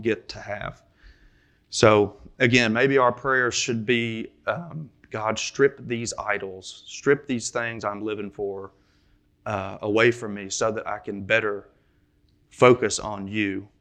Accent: Kentucky, United States; I'm from Kentucky, so I say ramble

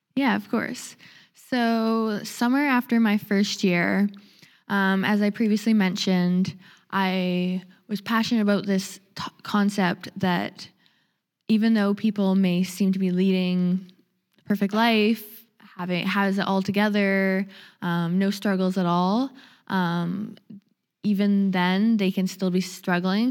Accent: Nanaimo, British Columbia, Canada; moved away as an adult; now in Vancouver, Canada; I'm from Vancouver Island. I grew up in the Nanaimo area.

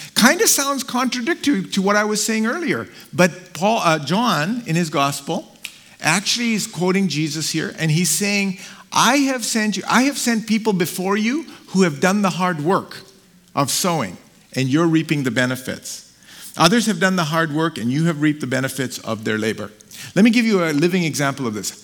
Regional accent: Karachi, Sindh, Pakistan; moved away; So I was born in Karachi, Pakistan. So I'm Pakistani

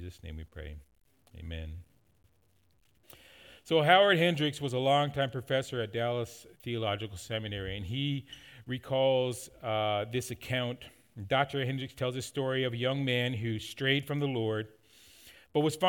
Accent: Newfoundland and Labrador, Canada; moved away; When we were growing up in Newfoundland

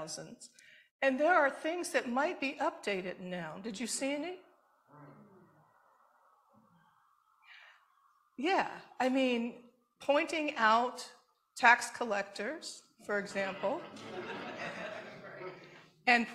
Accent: Detroit, Michigan, United States; I grew up in Detroit, but my mother was from Alabama, and my father was from Mississippi

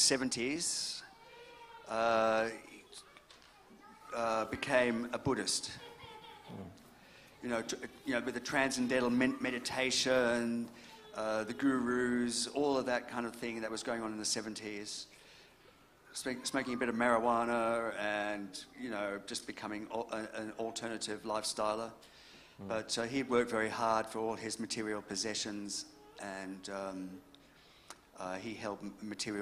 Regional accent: Brisbane, Queensland, Australia; also born or lived in England; I was born in Brisbane.

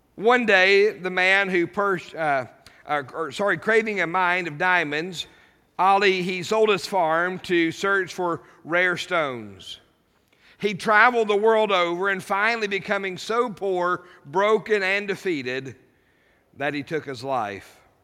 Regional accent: United States; as an American citizen

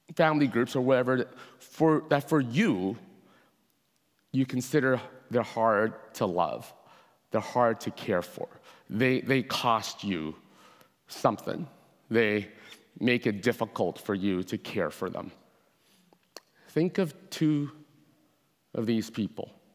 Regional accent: Hong Kong; now in Canada; I was born in Hong Kong myself

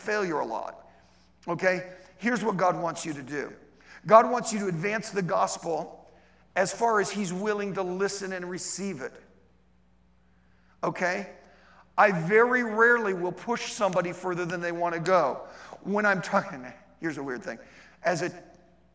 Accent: Ohio, United States; I grew up, okay, I'm from Ohio

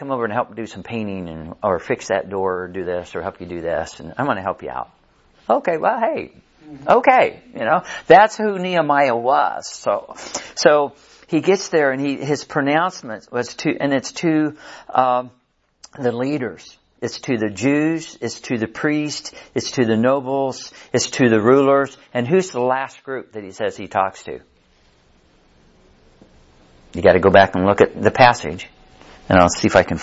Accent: Kansas City, Missouri, United States; Carrie and I, we grew up over in Kansas City, south side of Kansas City

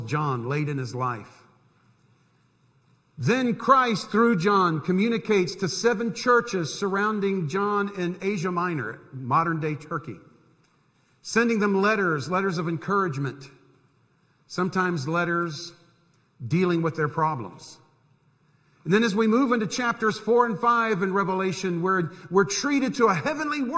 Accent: Central Florida, United States; moved away; When I was growing up in Central Florida, we had snowbirds down there too

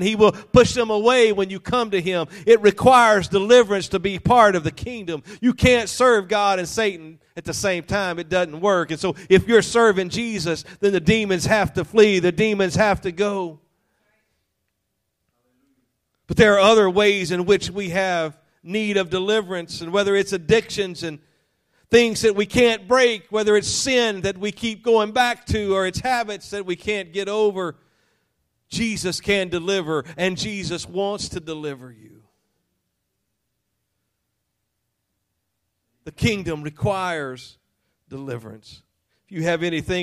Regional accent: Louisiana, United States; I was raised in Louisiana, I say unique

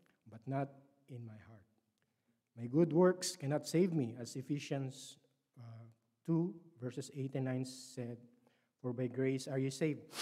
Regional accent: Philippines; English is a second language; moved away; I was born in the Philippines and raised as a Roman Catholic

